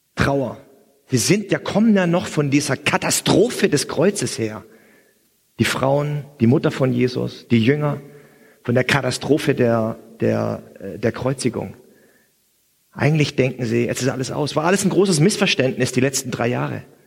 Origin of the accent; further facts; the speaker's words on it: Swabia, Germany; als gebürtiger Schwabe